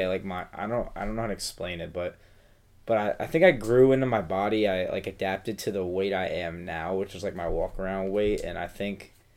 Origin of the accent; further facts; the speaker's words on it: Pennsylvania, United States; I'm from Pennsylvania.